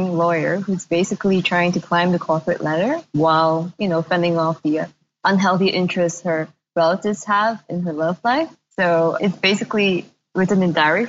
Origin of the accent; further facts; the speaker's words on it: Malaysia; moved away; also born or lived in Singapore; I am from Malaysia, but I hadn't been living in Malaysia for over a decade, more than that, before I moved back